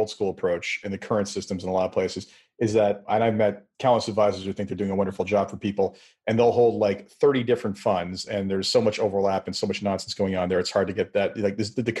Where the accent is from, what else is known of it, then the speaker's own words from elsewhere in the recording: Canada; As a Canadian